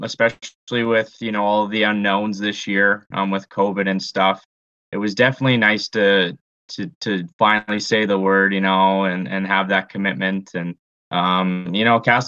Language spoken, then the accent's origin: English; Canada; also born or lived in Lethbridge, Alberta; as a Canadian